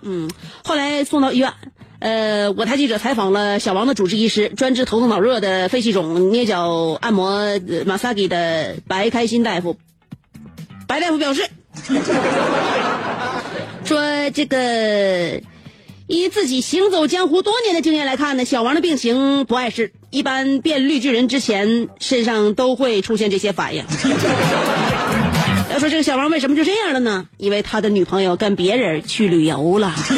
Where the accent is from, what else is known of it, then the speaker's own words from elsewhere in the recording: Northeast China, China; 我们东北人